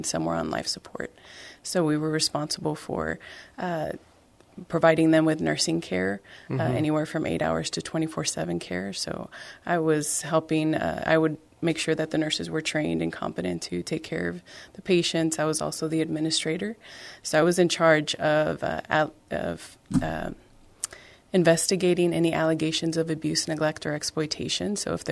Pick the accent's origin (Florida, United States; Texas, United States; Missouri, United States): Texas, United States; San Benito; I was born and raised in the Rio Grande Valley, San Benito